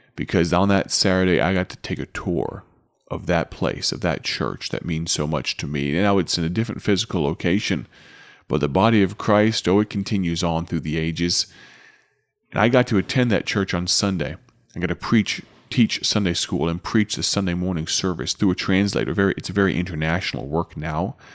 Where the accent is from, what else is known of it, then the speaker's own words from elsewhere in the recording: Chicago, Illinois, United States; back to Chicago and back to my hometown